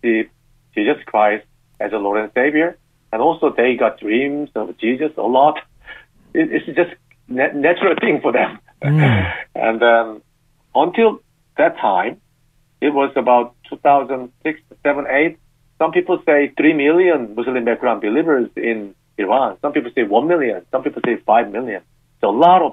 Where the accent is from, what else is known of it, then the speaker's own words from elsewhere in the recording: South Korea; moved away; I'm from South Korea, and I'm married to a British lady